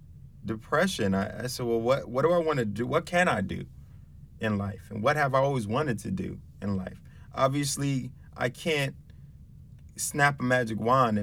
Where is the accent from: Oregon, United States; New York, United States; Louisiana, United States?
New York, United States; New York City; moved away as an adult; also born or lived in Albany, New York; I'm from the Bronx, and I came upstate to go to college